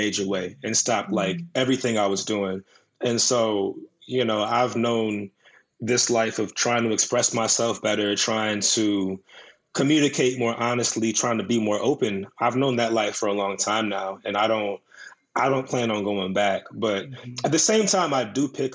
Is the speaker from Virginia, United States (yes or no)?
yes; Woodbridge, Virginia, United States; I'm from Woodbridge, Virginia. It's like an hour south of D.C.